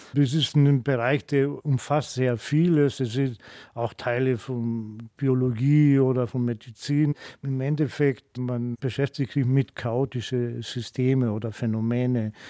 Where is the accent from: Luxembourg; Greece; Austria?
Greece; German is a second language; moved away as an adult; now in Munich, Germany; als Grieche